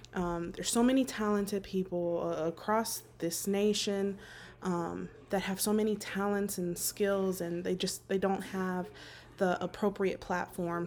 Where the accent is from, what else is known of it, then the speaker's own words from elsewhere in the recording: Las Vegas, Nevada, United States; born and raised in Las Vegas, Nevada, uh, soon to be relocating to North Carolina.